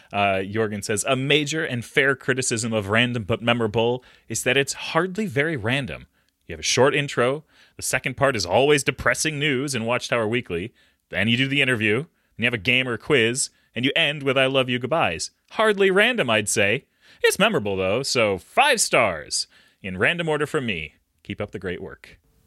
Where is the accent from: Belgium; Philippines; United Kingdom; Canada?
Belgium; born there; I was born in Belgium.